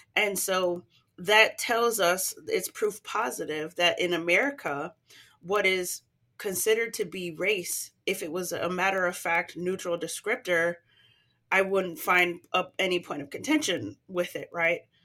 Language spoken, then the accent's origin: English; United States; because I'm American